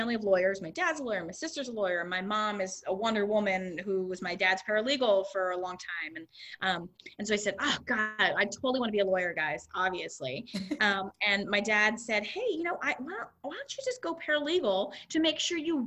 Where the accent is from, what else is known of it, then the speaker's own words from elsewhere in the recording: a suburb outside Philadelphia, Pennsylvania, United States; also born or lived in New York City; now in Connecticut, United States; I grew up in a suburb outside Philadelphia